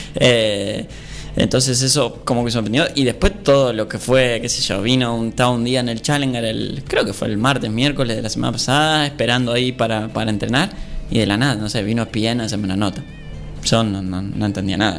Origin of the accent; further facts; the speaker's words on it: Argentina; somos argentinos